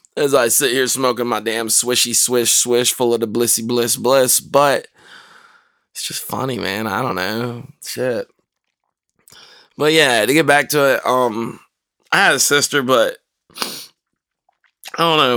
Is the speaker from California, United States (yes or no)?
no; North Carolina, United States; moved away; I grew up in North Carolina